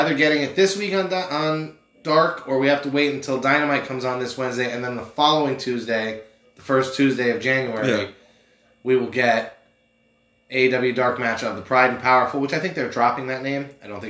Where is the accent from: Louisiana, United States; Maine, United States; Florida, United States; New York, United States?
New York, United States; Manhattan; accent: Pennsylvania; also born or lived in Pennsylvania; I'm from Manhattan. I'm not from...